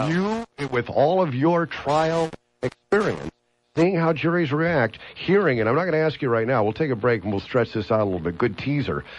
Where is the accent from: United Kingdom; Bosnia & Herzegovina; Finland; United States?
United States; Los Angeles, California; moved away; I was from California